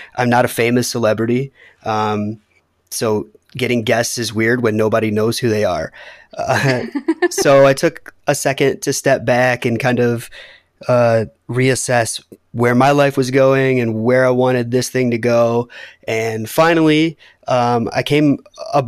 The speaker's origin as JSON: {"language": "English", "town": "Detroit", "region": "Michigan", "country": "United States", "tie": "born or raised there", "said": "We're both from Metro Detroit, brought up in kind of the same type of households"}